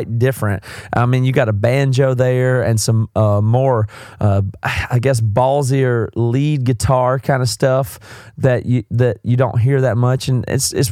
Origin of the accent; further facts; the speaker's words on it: South Carolina, United States; accent: southern; I'm from South Carolina. I've got a southern accent.